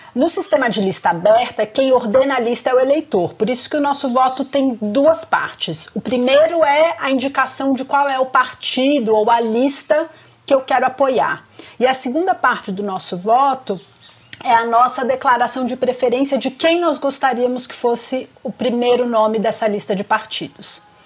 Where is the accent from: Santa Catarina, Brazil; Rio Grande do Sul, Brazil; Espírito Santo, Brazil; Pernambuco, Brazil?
Espírito Santo, Brazil; Vitória; moved away as an adult; now in São Paulo, Brazil; E eu sou capixaba, eu sou de Vitória